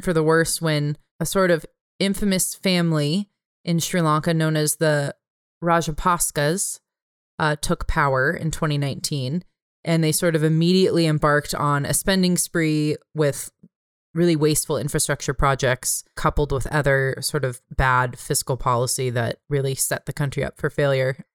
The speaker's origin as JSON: {"language": "English", "region": "California", "country": "United States", "moved": "yes", "said": "I'm a Californian"}